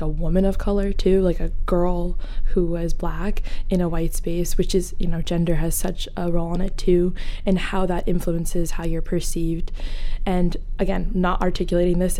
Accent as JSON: {"language": "English", "town": "Portland", "region": "Maine", "country": "United States", "tie": "born or raised there", "said": "I grew up kind of like North Deering area, so kind of like suburbia"}